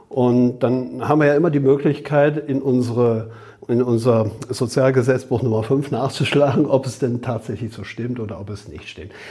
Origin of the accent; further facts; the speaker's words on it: Rhineland, Germany; Also wer mich dann als Rheinländer kennt, weiß, dass der Rheinländer ja an sich ohne Punkt und Komma redet.